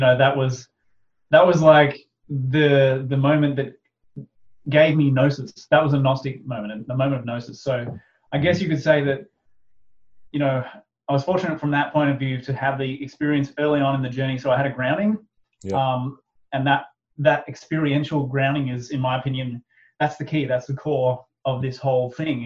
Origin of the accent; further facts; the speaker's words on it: Australia; pretty much like a fairly standard Aussie family